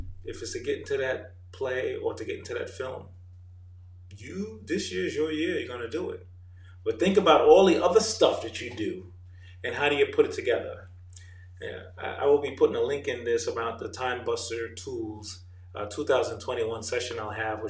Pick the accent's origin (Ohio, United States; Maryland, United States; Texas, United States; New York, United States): New York, United States; moved away as an adult; also born or lived in Jamaica; now in Atlanta, United States; I am an immigrant from Jamaica, grew up in New York, now living in Atlanta, Georgia.